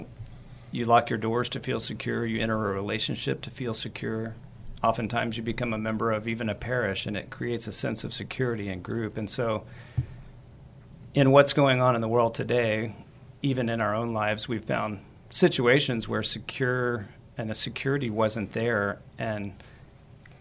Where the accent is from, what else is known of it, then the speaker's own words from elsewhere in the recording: San Antonio, Texas, United States; I'm a native San Antonian, born and raised here, educated here